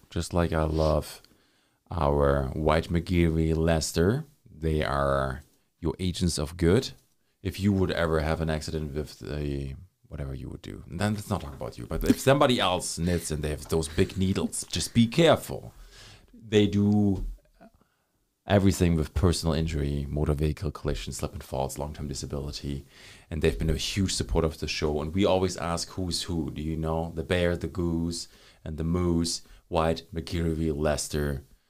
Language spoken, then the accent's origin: English; Germany; moved away; I'm from Germany